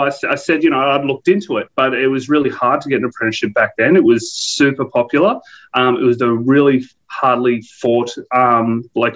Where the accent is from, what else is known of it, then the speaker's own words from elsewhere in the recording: Canberra, Australian Capital Territory, Australia; also born or lived in Sweden; When I grew up in Canberra, I spent some time living overseas